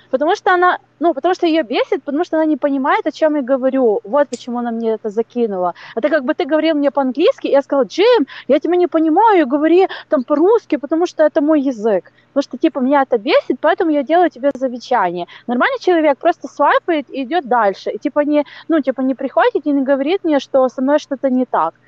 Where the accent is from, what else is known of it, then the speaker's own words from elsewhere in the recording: Ukraine; я с Украины